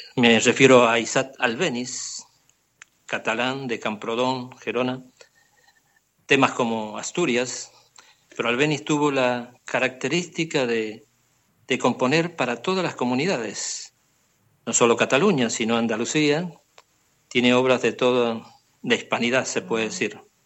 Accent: Argentina; moved away as an adult; now in Barcelona, Spain

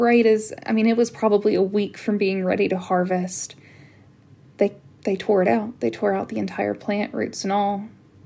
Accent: Appalachia, United States; moved away as an adult; also born or lived in Washington, D.C.; there was a bias and a stereotype against me because I was from Appalachia

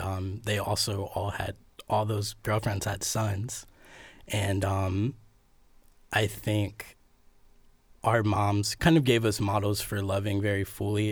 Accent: Cleveland, Ohio, United States; also born or lived in New York; now in Columbus, United States; I've lived in Ohio all my life. I'm from Cleveland

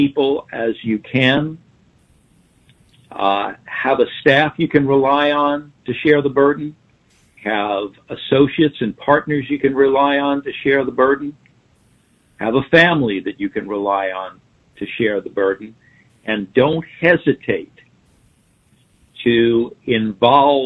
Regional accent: Long Island, New York, United States; I grew up on Long Island.

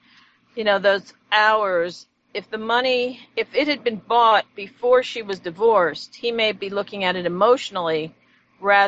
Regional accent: United States; I'm American

